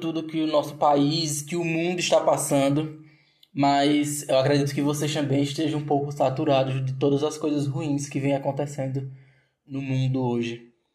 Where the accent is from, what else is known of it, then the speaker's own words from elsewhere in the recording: Triunfo, Pernambuco, Brazil; moved away as an adult; now in Aracaju, Brazil; sou do interior de Pernambuco, uma cidade chamada Triunfo, mas há dois anos eu resido aqui em Aracaju, Sergipe